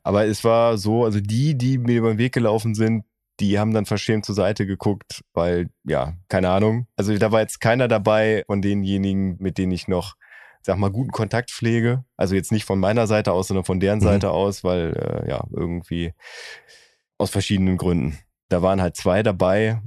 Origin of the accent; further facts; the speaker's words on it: Oerlinghausen, North Rhine-Westphalia, Germany; in meiner Heimatstadt Oerlinghausen